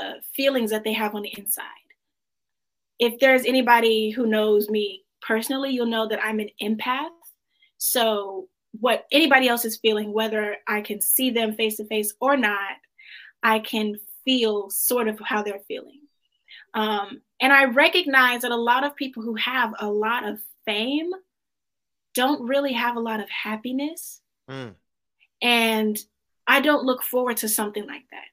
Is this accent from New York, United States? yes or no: no; DeSoto, Texas, United States; I grew up in DeSoto. Okay. That's about 15 minutes south of Dallas